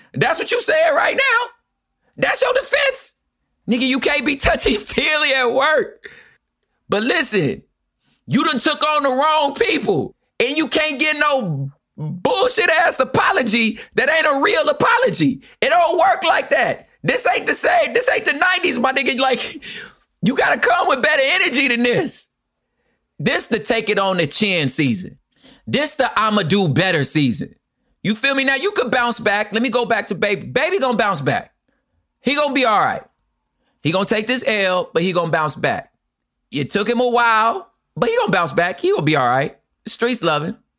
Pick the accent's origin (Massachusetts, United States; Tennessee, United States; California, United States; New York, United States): California, United States; Los Angeles; I'm from Los Angeles.